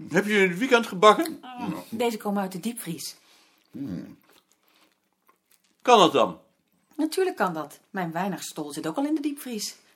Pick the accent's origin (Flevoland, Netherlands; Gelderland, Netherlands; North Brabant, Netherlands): North Brabant, Netherlands; vergeet toch niet dat ik uit Brabant kom, hè?